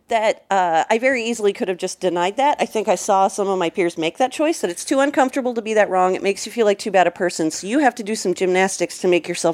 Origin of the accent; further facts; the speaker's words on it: Napa, California, United States; I grew up in Napa, California.